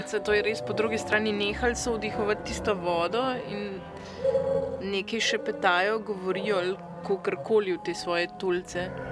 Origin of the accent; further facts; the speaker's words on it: Slovenia; Slovenci smo